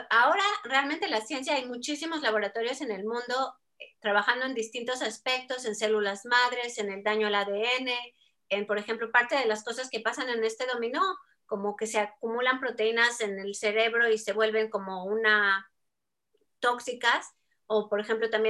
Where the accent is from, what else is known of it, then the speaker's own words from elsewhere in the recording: Mexico; accent: Mexican; ¿cómo que de dónde soy? De México. Así que ya mi acento parece que ha estado muy cambiado, pero, pero bueno, a veces me sale mexicano